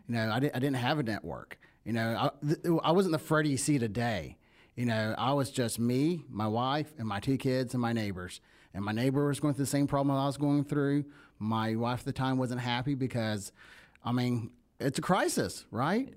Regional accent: the South, United States; accent: country; you can hear my accent. I'm, I'm country. I'm a country kid

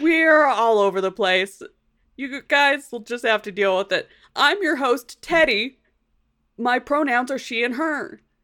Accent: United States; accent: American; my American accent

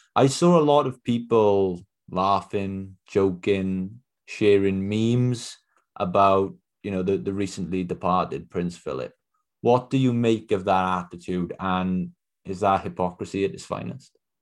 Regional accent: Wales, United Kingdom; I'm from Wales myself

